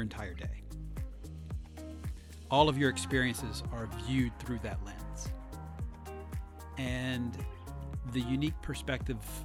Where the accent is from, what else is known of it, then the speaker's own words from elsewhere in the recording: the South, United States; I grew up in the South, so, you know, racism was force-fed to you from a fire hose.